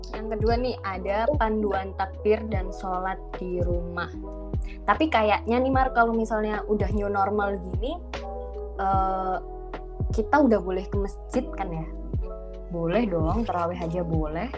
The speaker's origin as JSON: {"language": "Indonesian", "town": "Sidoarjo", "region": "East Java", "country": "Indonesia", "said": "aku orang Sidoarjo"}